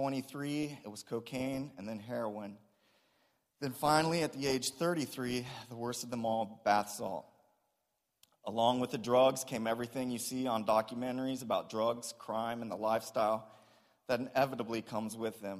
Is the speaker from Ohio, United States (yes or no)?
yes; Springfield, Ohio, United States; I was born in Springfield, Ohio